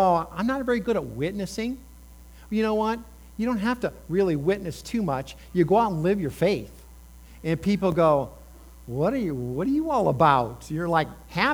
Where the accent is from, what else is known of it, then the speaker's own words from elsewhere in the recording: Indiana, United States; moved away; I grew up in Indiana. We had corns and soybean.